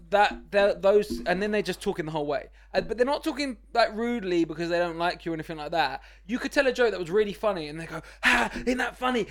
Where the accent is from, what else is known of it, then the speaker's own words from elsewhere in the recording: London, United Kingdom; I grew up in East London, Walthamstow, it was really run down when I was growing up there